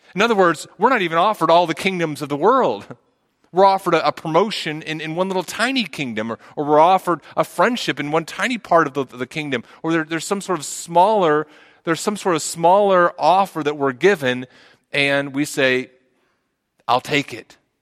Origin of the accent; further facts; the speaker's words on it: the South, United States; We're from the South. We have lots of names like